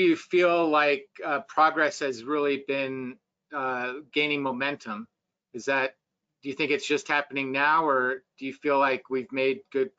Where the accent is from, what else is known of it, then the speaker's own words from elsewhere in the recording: Colorado, United States; also born or lived in Cincinnati, Ohio; I was born in Cincinnati, but made our way to Colorado very early in my life. So I don't remember Cincinnati very much.